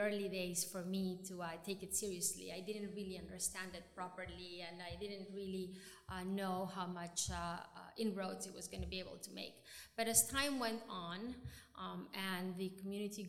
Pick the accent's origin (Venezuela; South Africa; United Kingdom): Venezuela; moved away as an adult; also born or lived in New York; I grew up in Venezuela